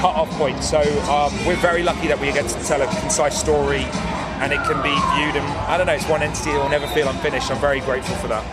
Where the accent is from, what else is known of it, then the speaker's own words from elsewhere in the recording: England, United Kingdom; I was born in England and I'm as English as anyone else.